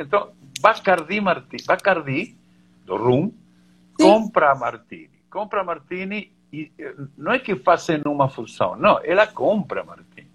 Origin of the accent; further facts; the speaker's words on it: Mendoza, Argentina; Portuguese is a second language; moved away as an adult; also born or lived in Buenos Aires; now in Brazil; Eu sou argentino, nascido em Buenos Aires e criado e, e formado em Mendoza